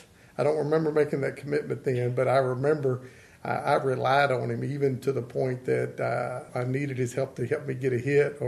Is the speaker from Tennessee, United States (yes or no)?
no; Elkton, Virginia, United States; I grew up right in the town limits of Elkton